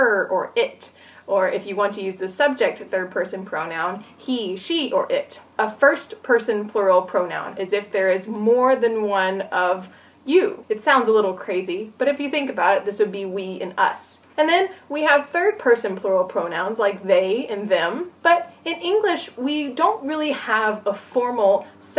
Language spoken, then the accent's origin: English; Tennessee, United States; I'm from Tennessee, which is in the southern part of the United States.